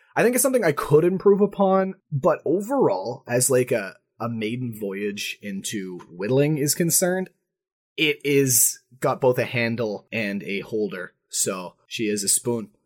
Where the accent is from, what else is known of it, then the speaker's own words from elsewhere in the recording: Manitoba, Canada; accent: Manitoba; I'm from Manitoba